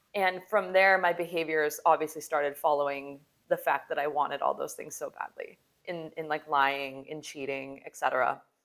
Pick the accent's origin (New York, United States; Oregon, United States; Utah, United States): Utah, United States; Salt Lake City; moved away; I come from Salt Lake City, Utah, where the standard is to get married young. I mean, we used to have magazines in high school